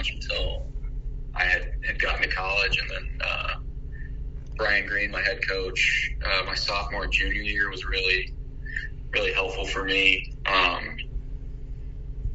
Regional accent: Coeur d'Alene, Idaho, United States; born or raised there

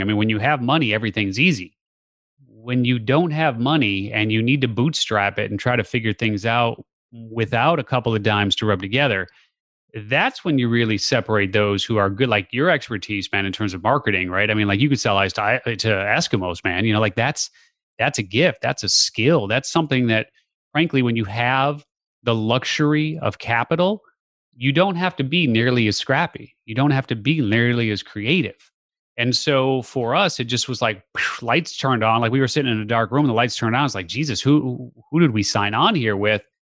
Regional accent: Chicago, Illinois, United States; born and raised in the Chicago area

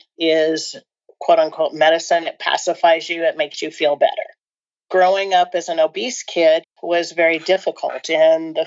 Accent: Portland, Oregon, United States; now in Bend, United States; I currently live in Bend, Oregon, but I grew up in the Portland area, suburb of the Portland area

